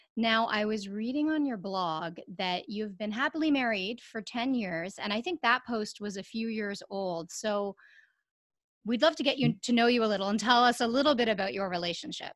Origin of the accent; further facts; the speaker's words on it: Canada; as a Canadian